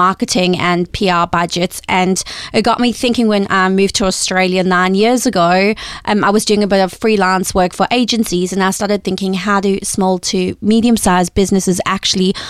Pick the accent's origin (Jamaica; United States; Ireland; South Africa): South Africa; moved away; I'm originally from South Africa, which you can probably hear from the accent